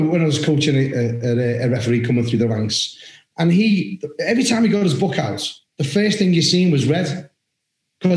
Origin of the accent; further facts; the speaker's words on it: Liverpool, North West England, United Kingdom; I'm from Liverpool, the city of Liverpool.